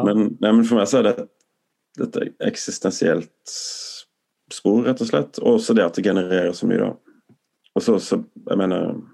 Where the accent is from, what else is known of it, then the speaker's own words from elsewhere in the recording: Tromøya, Agder, Norway; moved away; also born or lived in Sweden; Tromøya der jeg vokste opp